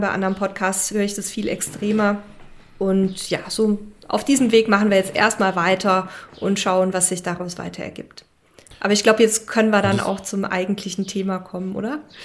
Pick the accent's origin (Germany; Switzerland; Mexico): Mexico; als Mexikaner und, und ich bin ja jetzt auch schon so lange hier